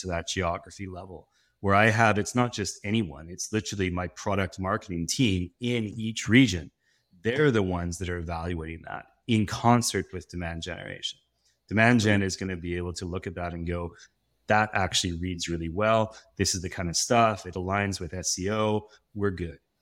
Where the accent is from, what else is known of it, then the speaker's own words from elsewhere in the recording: West Coast of Canada, Canada; As a Canadian, I was, I thought, "I'm gonna be a hockey player." And then I realized I was growing up on the West Coast